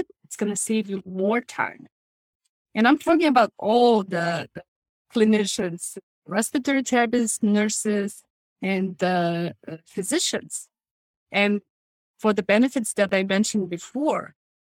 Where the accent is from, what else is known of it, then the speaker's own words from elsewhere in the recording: Lithuania; moved away as an adult; now in United States; I came from Lithuania and I worked as a nurse in Lithuania before coming to the United States.